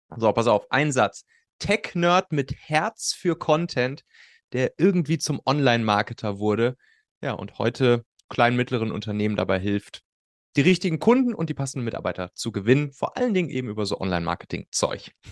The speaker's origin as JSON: {"language": "German", "region": "Rhineland", "country": "Germany", "tie": "born or raised there", "said": "auf'm Schulhof bei uns im Rheinland, ne, wo wir, wo wir Abi gemacht haben"}